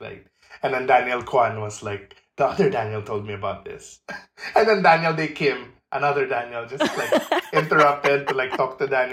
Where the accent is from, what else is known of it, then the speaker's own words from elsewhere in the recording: Philippines; I'm from the Philippines